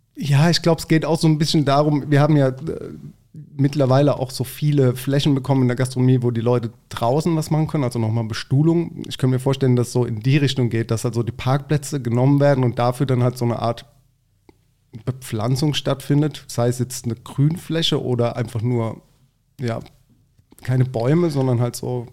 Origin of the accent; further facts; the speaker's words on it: Mannheim, Baden-Württemberg, Germany; ich bin ja groß geworden auf der Gartenstadt